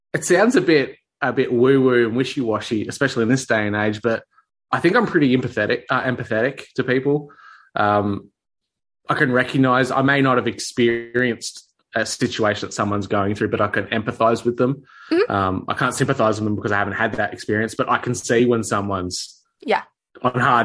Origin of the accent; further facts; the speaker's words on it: Victoria, Australia; Especially in my case, Victoria, which is, as a lot of people in my country would know, had the hardest restrictions, mandates, lockdowns, the most totalitarian New World Order type of stuff rolled out, was all in my home state